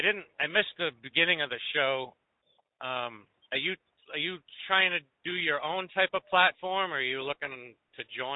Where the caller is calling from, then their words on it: New Hampshire, United States; I'm calling from New Hampshire.